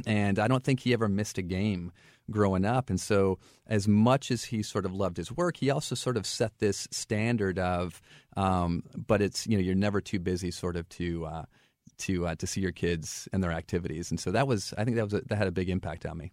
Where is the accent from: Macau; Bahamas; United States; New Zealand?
United States; Flint, Michigan; moved away as an adult; also born or lived in St. Louis; now in Florida, United States; I grew up in Flint, Michigan, and interestingly enough, um, I grew up there in the eighties